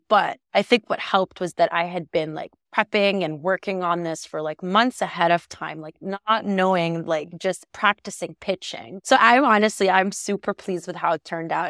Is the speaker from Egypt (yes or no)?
yes; Egypt; now in Canada; I was born and raised in Egypt, and my family is Egyptian